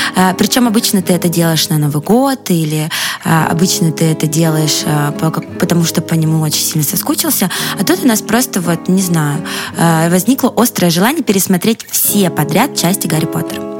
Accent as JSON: {"language": "Russian", "country": "Russia", "said": "а я из России"}